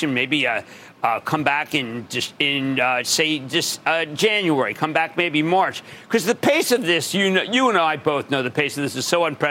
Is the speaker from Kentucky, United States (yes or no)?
no; New Jersey, United States; my home state, New Jersey